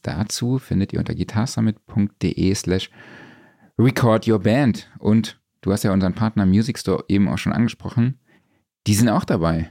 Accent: Saarland, Germany

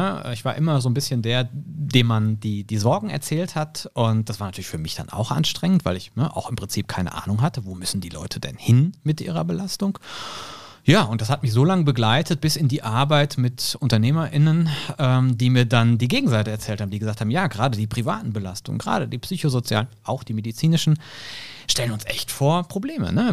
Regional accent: Hilchenbach, North Rhine-Westphalia, Germany; born there; now in Cologne, Germany; ich bin Mitte 30, komme gebürtig aus Hilchenbach im Siegerland

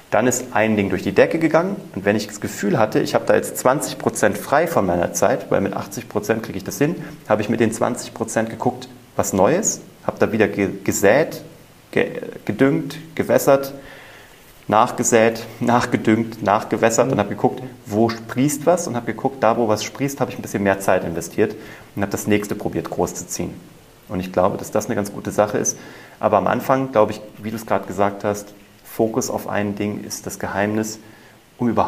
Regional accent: Kassel, Hesse, Germany; Ja, mit 16 war ich ja Zauberkünstler bei uns in Kassel und habe einfach äh, überall gezaubert.

